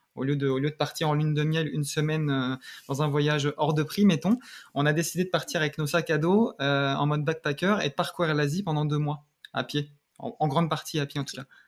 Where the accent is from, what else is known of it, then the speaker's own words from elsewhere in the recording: Seine-Saint-Denis, Île-de-France, France; moved away as an adult; also born or lived in Paris; now in Canada; je suis né à Paris et j'ai grandi en région parisienne, dans, en Seine-Saint-Denis